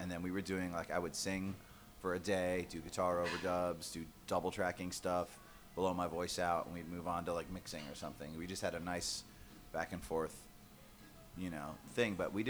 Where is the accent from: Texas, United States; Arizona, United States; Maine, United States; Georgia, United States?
Georgia, United States; We're from Georgia.